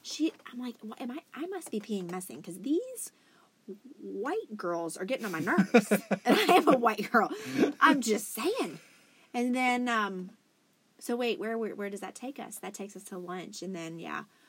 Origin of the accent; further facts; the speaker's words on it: West Virginia, United States; we are actually from West Virginia